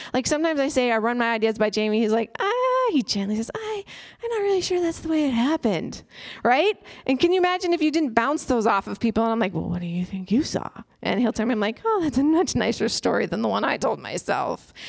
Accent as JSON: {"language": "English", "country": "United States", "said": "as an American and as an introvert"}